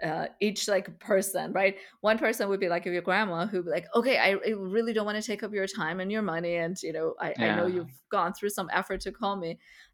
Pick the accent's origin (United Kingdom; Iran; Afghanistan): Iran; not just back in my home country of Iran, but my cousins are now spread all over the world.